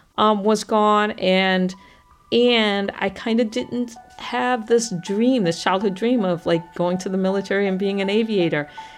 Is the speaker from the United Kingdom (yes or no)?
no; Guam; I was born on Guam because my father was working at the NASA tracking station during the Apollo missions.